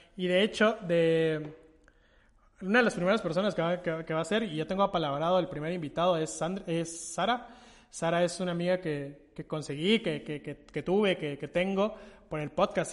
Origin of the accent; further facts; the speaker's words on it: Guatemala; realza mi identidad como guatemalteco